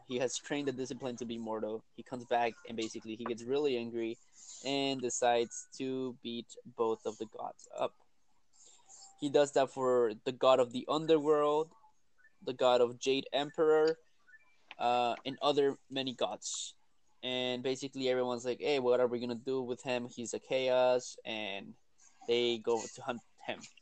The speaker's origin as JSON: {"language": "English", "country": "Peru", "accent": "thick accent", "moved": "yes", "lives_now": "United States", "said": "in Peru we do eat llamas and we do eat guinea pigs"}